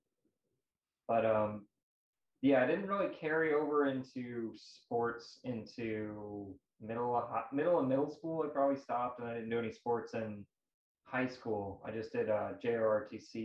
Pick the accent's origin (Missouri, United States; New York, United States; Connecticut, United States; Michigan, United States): Missouri, United States; St. Louis; I'm from St. Louis, Missouri